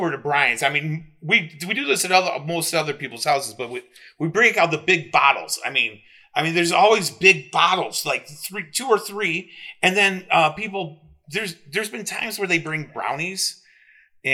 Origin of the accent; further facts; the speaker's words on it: Midwest, United States; we're from the Midwest and we're used to this kind of stuff